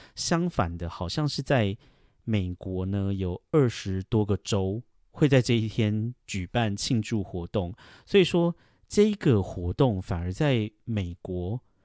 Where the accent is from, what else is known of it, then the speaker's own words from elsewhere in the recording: Taiwan; moved away as an adult; now in New York, United States; 像我们台湾人呢